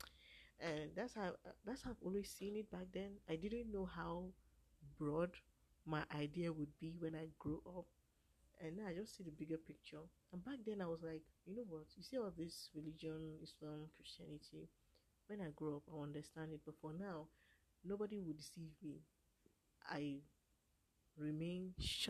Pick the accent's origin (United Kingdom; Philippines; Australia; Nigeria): Nigeria; Ankpa, Kogi; I'm from Kogi State of Nigeria. From Kogi State of Nigeria. My village is Ankpa.